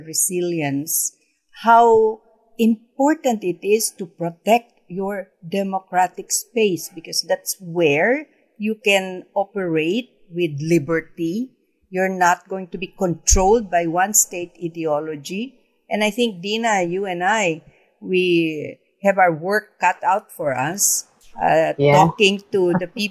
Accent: Philippines; being a Filipino

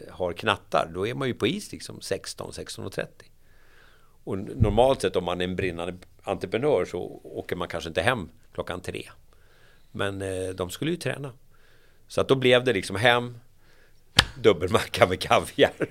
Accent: Järfälla, Stockholm County, Sweden; I Järfälla, Jakobsberg.

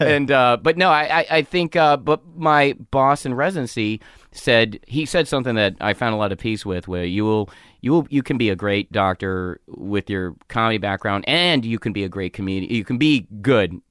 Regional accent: North Carolina, United States; moved away as an adult; I'm a small Asian kid with anger issues growing up in North Carolina

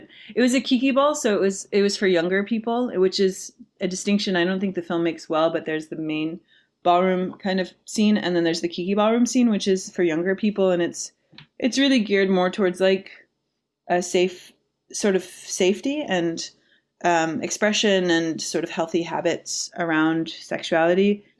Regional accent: Midwest, United States; moved away as an adult; now in New York, United States; I grew up in the Midwest, so New York was this very like big exotic place for me.

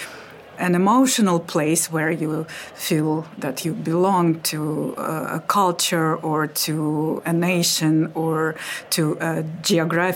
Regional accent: Russia; moved away as an adult; now in London, United Kingdom; I'm from Russia

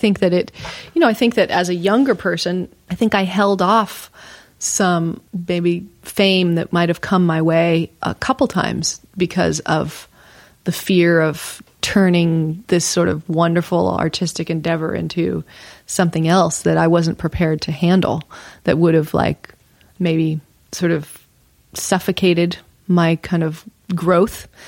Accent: Houston, Texas, United States; I was born in Texas, Houston, Texas

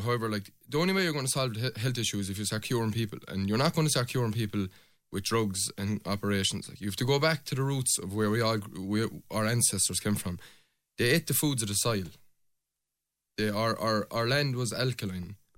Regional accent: Pallasgreen, Munster, Ireland; I'm from Palace Green. My mother's from Tornafulla, so there's good old blood inside me

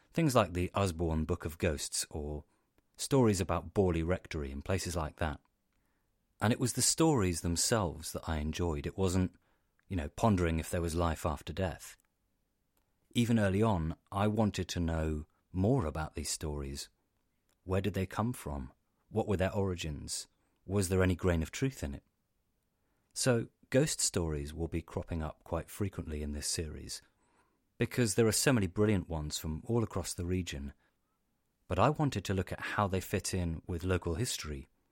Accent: Cornwall, South West England, United Kingdom; also born or lived in Devon; I grew up in Cornwall, and my family are Cornish.

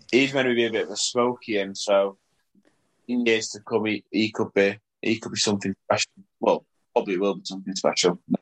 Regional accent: Salford, North West England, United Kingdom; also born or lived in Leigh; If you look at my passport, it will say place of birth, Salford

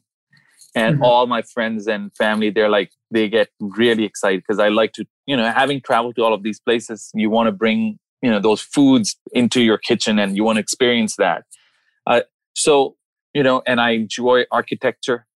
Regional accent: Dubai, United Arab Emirates; also born or lived in Bombay, India / New Delhi, India; now in Maryland, United States; I was born in Bombay. I moved to New Delhi when I was a little kid. Age 3, we moved to Dubai. We were raised in Dubai. Gulf War happened. We came over here.

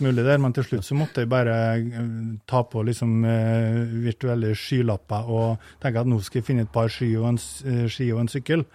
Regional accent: Eide, Møre og Romsdal, Norway; Vi har et ganske sånn, stort generasjonshus på Eide på Nordmøre, der jeg, der jeg kommer fra

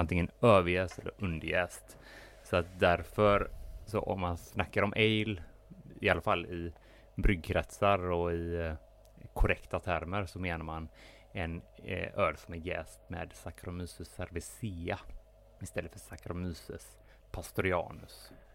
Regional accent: Gothenburg, Västra Götaland, Sweden; som göteborgare

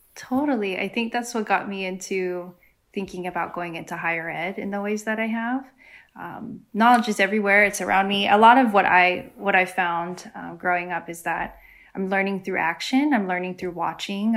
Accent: San Diego, California, United States; moved away; also born or lived in Guam; I grew up in San Diego, California, where there are lots of other Chamorros

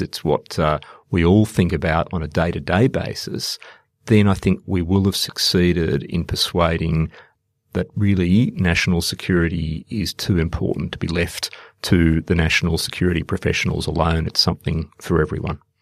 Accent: Australia; also born or lived in India; working as an Australian diplomat

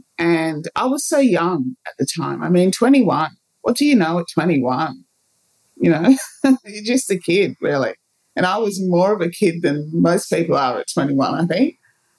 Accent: Ghana; And I do know where I'm from. I'm from Ghana. I was born in Ghana.

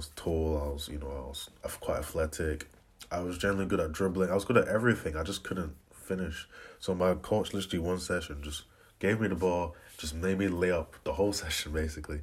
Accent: Aberdeen, Scotland, United Kingdom; I am 23 years old and I'm from Aberdeen

